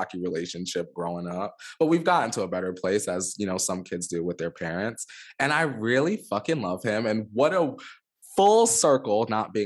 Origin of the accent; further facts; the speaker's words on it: Los Angeles, California, United States; I'm from Los Angeles